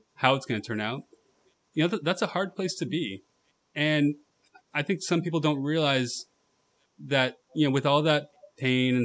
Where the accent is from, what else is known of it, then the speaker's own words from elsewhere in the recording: California, United States; I'm from California